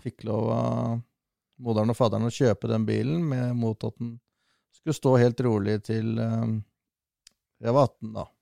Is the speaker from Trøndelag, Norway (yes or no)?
no; Sørumsand, Akershus, Norway; Født og oppvokst på Sørumsand, eh, eller egentlig Sørum. Men så flytta jeg over til Sørumsand, det er bare en kilometer unna.